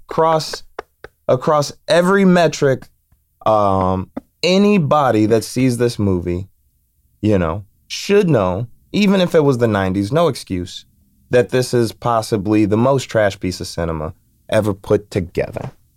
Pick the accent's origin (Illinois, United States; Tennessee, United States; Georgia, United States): Illinois, United States; Chicago; I'm from Chicago.